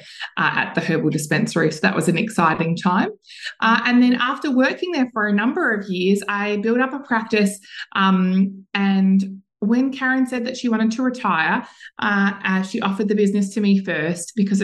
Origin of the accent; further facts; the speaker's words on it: Mount Martha, Victoria, Australia; in my hometown in Mount Martha down here on the Mornington Peninsula